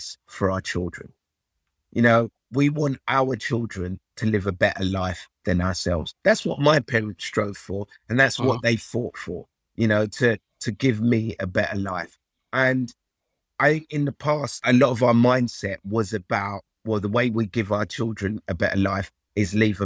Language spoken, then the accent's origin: English; Nigeria; moved away; I was born in Nigeria, and you know, my family are from Africa